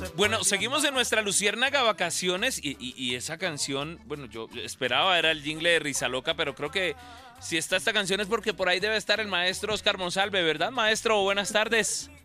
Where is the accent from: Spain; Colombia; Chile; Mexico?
Colombia; Cúcuta, Norte de Santander; yo soy de Cúcuta